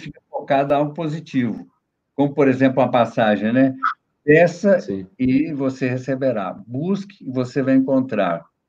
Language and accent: Portuguese; Brazil; moved away as an adult; also born or lived in New York, United States; quando eu era criança em Ginópolis